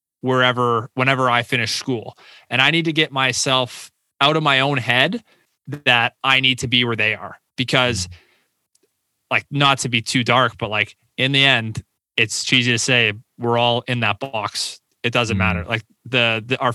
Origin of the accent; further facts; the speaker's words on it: Windsor, Ontario, Canada; signed up for like business commerce at the University of Windsor, my hometown